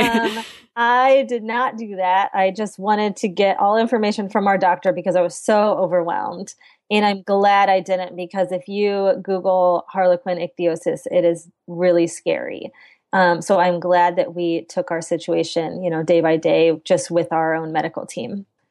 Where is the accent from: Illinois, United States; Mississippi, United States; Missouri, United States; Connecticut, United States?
Illinois, United States; central; I grew up in central Illinois, and, um, I'm in the capital in Springfield